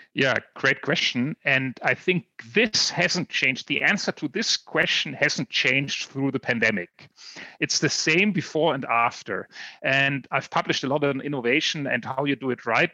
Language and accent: English; Mainz, Rhineland-Palatinate, Germany; Biontech. Um, it's a company right out of here, my hometown